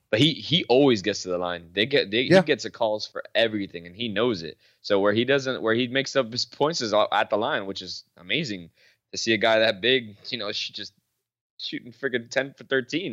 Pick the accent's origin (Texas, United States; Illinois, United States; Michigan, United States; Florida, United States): Florida, United States; we're from Florida